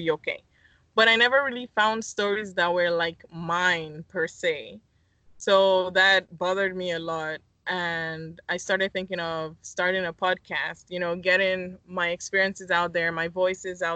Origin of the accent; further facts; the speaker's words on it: Lagos, Nigeria; moved away as an adult; also born or lived in Miami; now in United States; I'm originally from Lagos, Nigeria.